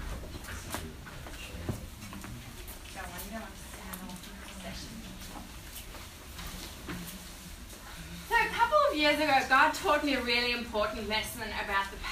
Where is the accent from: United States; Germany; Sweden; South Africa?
South Africa; now in Australia; So I was born in South Africa. You might hear my tiny little accents all there, but I've been here for 16 years.